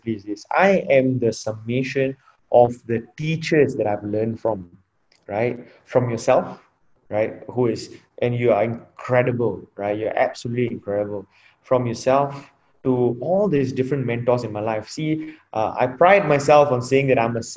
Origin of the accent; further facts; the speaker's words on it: Singapore; I'm from Singapore, and at 18, all of us get enlisted into the national service